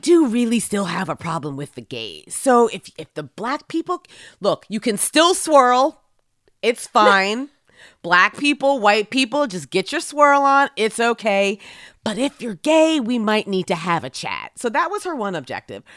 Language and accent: English; Philadelphia, Pennsylvania, United States; which is my hometown